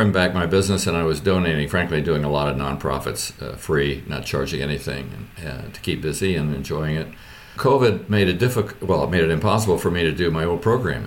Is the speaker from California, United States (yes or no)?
no; Richmond, Indiana, United States